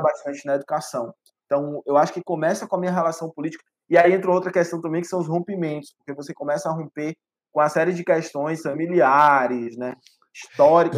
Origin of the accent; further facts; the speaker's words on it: Ipirá, Bahia, Brazil; Eu sou, cara, um pivete nascido do interior do interior da Bahia, numa cidade de média 60 mil habitantes, chamada Ipirá